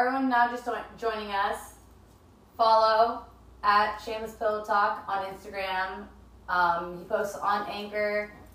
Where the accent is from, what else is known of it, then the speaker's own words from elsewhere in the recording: San Diego, California, United States; I'm from San Diego